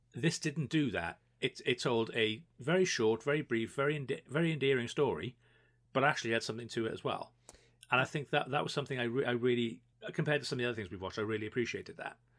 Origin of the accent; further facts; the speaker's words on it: Wales, United Kingdom; obviously we're Welsh